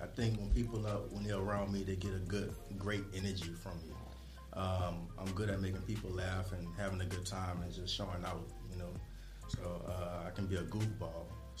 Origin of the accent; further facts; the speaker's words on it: New Orleans, Louisiana, United States; I'm from New Orleans.